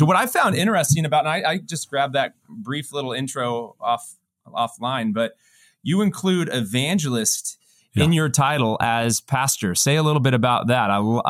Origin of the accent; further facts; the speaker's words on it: Denver, Colorado, United States; I love Denver. That's my hometown.